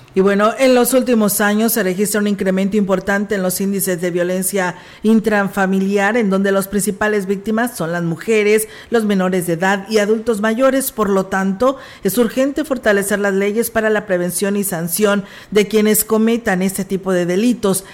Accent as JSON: {"language": "Spanish", "country": "Mexico", "said": "como mexicanos"}